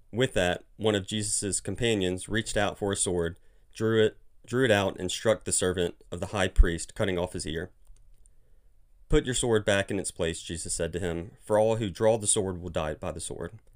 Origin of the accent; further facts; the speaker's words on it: Mobile, Alabama, United States; moved away as an adult; now in Birmingham, United States; I grew up in Mobile, Alabama